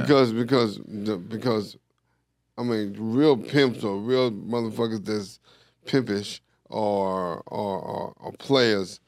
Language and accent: English; New York, United States; moved away; I'm from New York